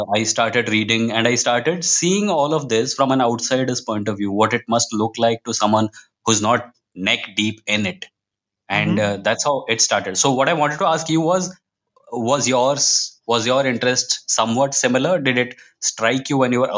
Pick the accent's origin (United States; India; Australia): India; also born or lived in Mumbai; I quit my job and came back to my hometown where I am currently working out